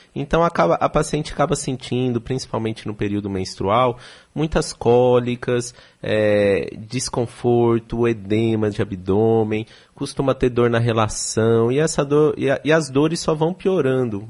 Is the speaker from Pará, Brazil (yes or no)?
no; São Paulo, Brazil; moved away as an adult; now in Salvador, Brazil; Eu sou de São Paulo, estou há três anos aqui em Salvador